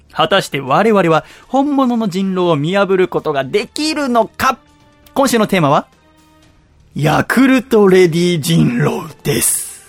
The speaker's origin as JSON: {"language": "Japanese", "town": "Yokohama", "region": "Kanagawa", "country": "Japan", "tie": "born or raised there", "said": "横浜の私の実家"}